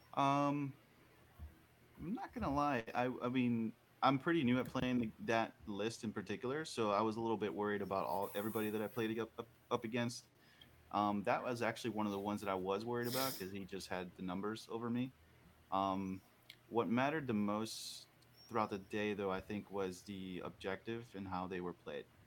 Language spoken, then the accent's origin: English; Orlando, Florida, United States; I'm from the Orlando area in Florida